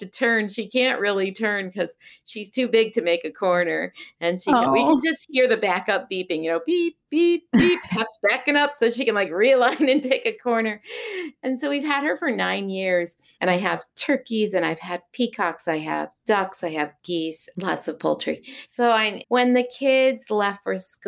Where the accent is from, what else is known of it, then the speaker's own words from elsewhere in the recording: the Berkshires, Massachusetts, United States; also born or lived in Long Beach, California; now in Shaftesbury, Vermont, United States; I was born in Long Beach, California, and then moved as a youth to Massachusetts, to the Berkshires, is where my grandparents' farm was that I moved to from California.